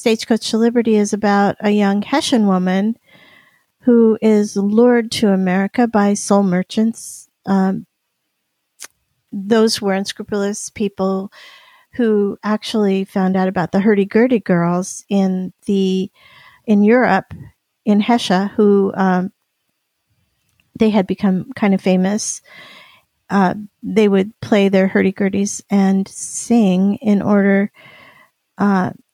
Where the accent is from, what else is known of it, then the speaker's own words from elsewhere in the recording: Union City, California, United States; also born or lived in Stockton, California; I am from Alvarado Niles, a Union City, a town close to Alvarado Niles